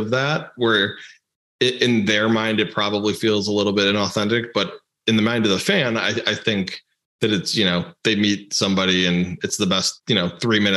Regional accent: Chicago, Illinois, United States; moved away; I grew up in the Chicago area.

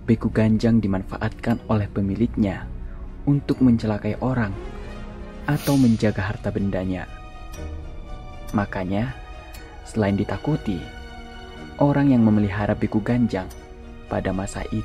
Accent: North Sumatra, Indonesia; Aku adalah orang Batak, dan tempat tinggalku sekarang berada di daerah Kaldera Toba.

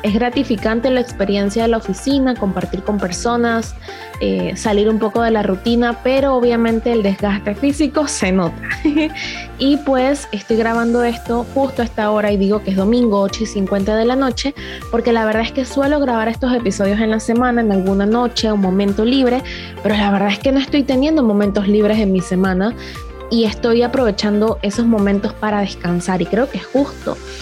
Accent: La Chorrera, Panamá Oeste, Panama; específicamente en mi pueblo de La Chorrera

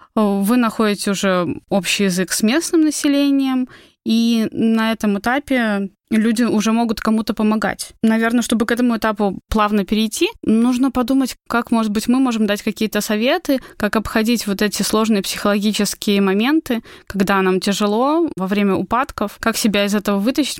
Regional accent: Belarus; moved away as an adult; now in Georgia; мы приехали из Беларуси

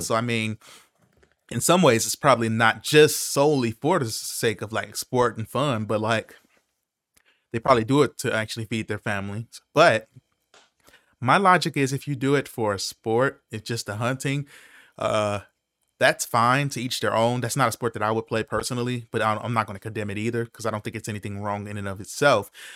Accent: Chicago, Illinois, United States

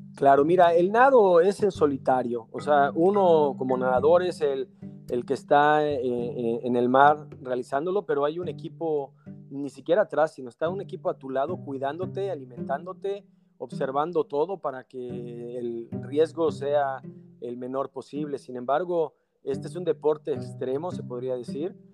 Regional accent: Mexico; nosotros, eh, los mexicanos

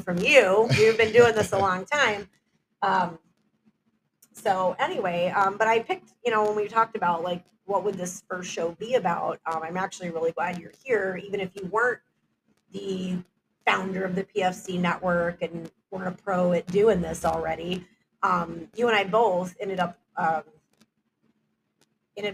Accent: Houston, Texas, United States; moved away; I'm from Houston, Texas, originally

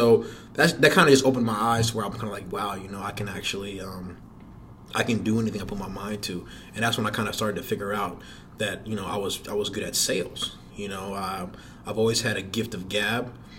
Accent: Atlanta, Georgia, United States; also born or lived in Passaic, New Jersey; No, I actually went to high school in Atlanta, Georgia.

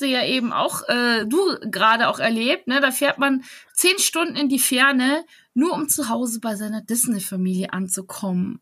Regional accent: Bavaria, Germany; Ich bin Bayerin

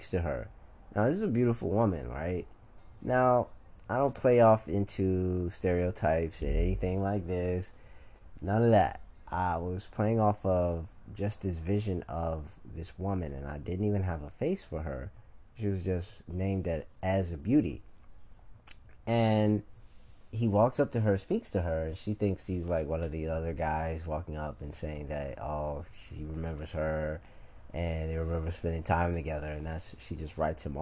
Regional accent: Chicago, Illinois, United States; a wild person from Chicago

